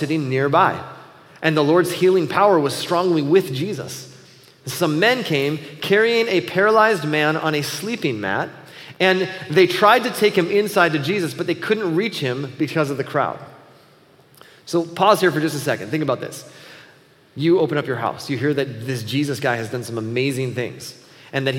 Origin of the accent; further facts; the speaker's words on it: Buffalo, United States; moved away as an adult; also born or lived in Chicago; growing up in Buffalo